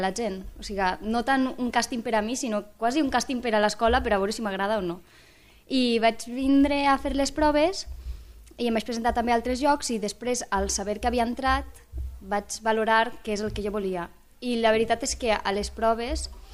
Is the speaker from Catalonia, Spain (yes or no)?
no; Benissa, Valencian Community, Spain; moved away as an adult; now in Lleida, Spain; jo vinc d'Alacant, d'un poble d'Alacant, Benissa concretament